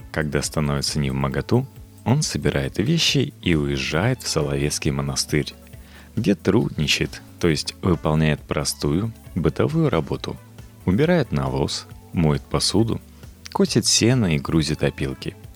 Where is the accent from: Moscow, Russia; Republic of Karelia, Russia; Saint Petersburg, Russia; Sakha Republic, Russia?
Moscow, Russia; Мне 27 лет. Всю свою жизнь я прожил в Москве. Родился на Арбате, в доме со львами.